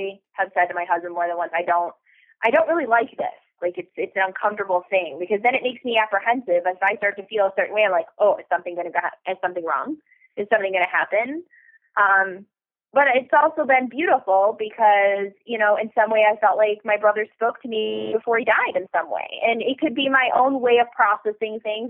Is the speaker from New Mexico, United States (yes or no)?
no; Detroit, Michigan, United States; I'm from Detroit